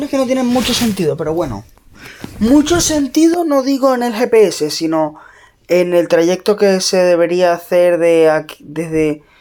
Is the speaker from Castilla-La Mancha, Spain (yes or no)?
no; Canary Islands, Spain; soy de Canarias, no hay Uber.